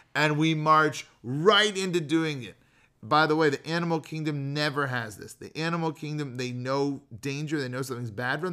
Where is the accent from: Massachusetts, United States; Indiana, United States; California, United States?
California, United States; Bay Area, Marin County; moved away as an adult; now in Chicago, United States; we grew up in the Bay Area, like Marin County, near San Francisco